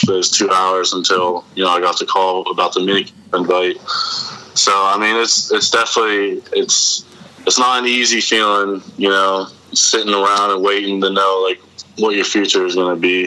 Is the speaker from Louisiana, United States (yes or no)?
no; Reynoldsville, Pennsylvania, United States; also born or lived in DuBois, Pennsylvania; I grew up in uh, Reynoldsville